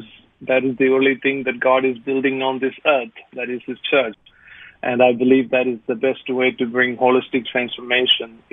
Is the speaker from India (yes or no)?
yes; India; moved away as an adult; now in Australia; being born an Indian